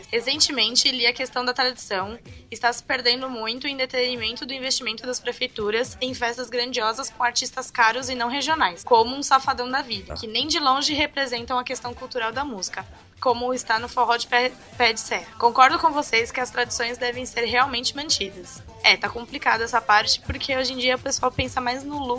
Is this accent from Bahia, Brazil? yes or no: no; Pernambuco, Brazil; Enfim, como sou de Pernambuco, tenho que puxar sardinha e dizer que o melhor São João é de Caruaru.